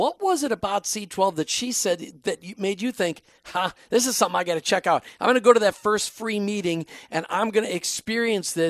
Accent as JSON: {"language": "English", "region": "Minnesota", "country": "United States", "tie": "born or raised there", "moved": "yes", "lives_now": "Florida, United States", "said": "I grew up in Minnesota"}